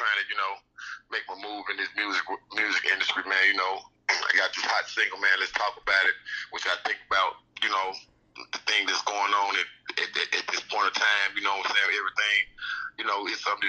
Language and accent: English; Greenville, Mississippi, United States; accent: country; moved away; I'm originally from Greenville, Mississippi